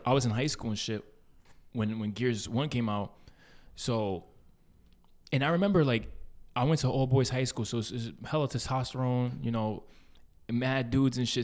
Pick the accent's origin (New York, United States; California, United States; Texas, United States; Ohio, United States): New York, United States; New York City; we grew up in East Harlem